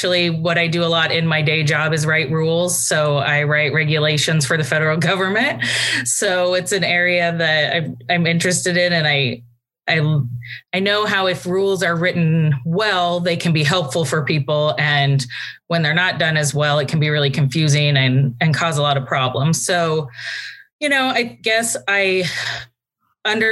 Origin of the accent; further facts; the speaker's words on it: Lincoln, Nebraska, United States; moved away as an adult; also born or lived in Germany; now in Washington, D.C., United States; I grew up just outside of Lincoln, Nebraska